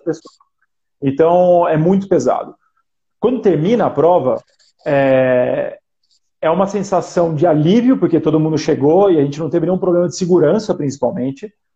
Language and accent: Portuguese; Botucatu, São Paulo, Brazil; moved away as an adult; now in Santiago, Chile; Eu, eu sou do interior, vivi 18 anos no interior de, de São Paulo, sou de Botucatu